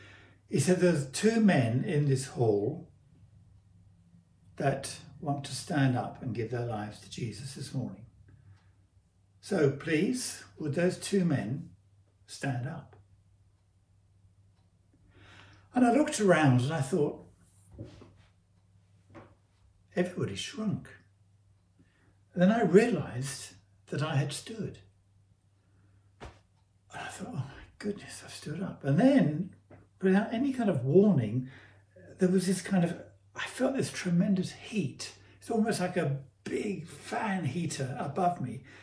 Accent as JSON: {"language": "English", "country": "United Kingdom", "also_born_or_lived": "Sevenoaks", "said": "I'm British"}